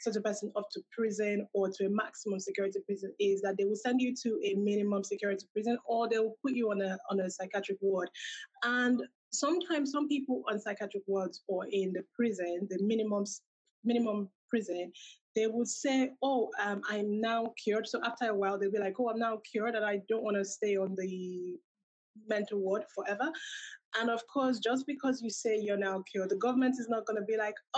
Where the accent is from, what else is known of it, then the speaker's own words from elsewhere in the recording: Nigeria; moved away as an adult; also born or lived in United Kingdom; I'm originally from Nigeria.